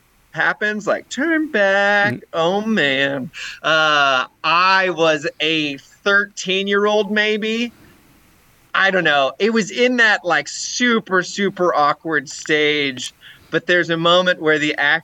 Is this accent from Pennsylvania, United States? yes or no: no; St. Louis, Missouri, United States; also born or lived in Denver, Colorado / Iowa; I grew up in St. Louis.